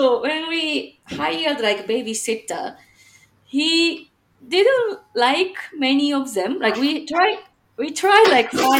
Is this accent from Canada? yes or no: no; Japan; also born or lived in Chicagoland, Illinois, United States; now in Chicago, United States; I'm from Japan, but currently living in Chicagoland, Illinois, USA.